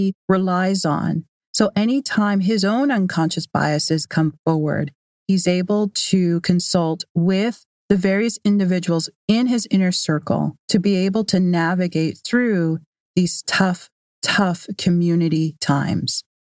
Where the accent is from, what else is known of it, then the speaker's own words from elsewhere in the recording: Canada; I am Canadian